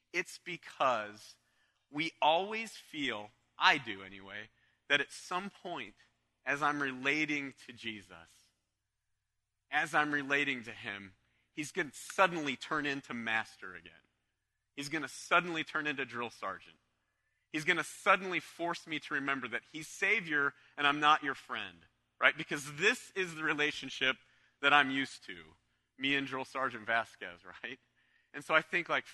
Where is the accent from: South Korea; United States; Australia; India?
United States; Canton, Ohio; I was from the Cleveland area, from Canton, Ohio, just down the road